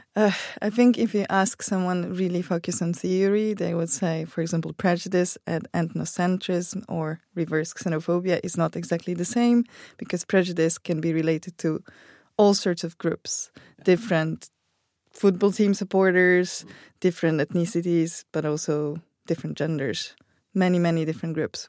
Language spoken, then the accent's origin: English; Poland; I come from Poland